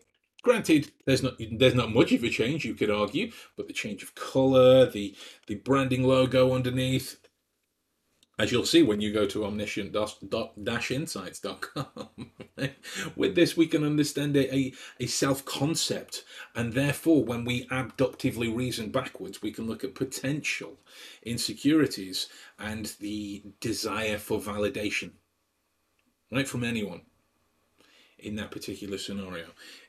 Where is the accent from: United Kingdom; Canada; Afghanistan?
United Kingdom; Stoke-on-Trent, West Midlands; you'll know that I'm from the Midlands, from Stoke-on-Trent. And this is not to belittle anyone that is from Stoke-on-Trent, but I don't like the way the accent sounds. So I've taken great pains to try and change my voice, right?